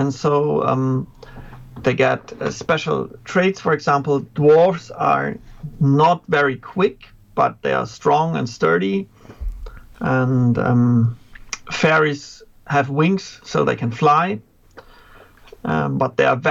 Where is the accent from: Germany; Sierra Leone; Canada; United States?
Germany; from Germany, teaching grades 5 to 12 right now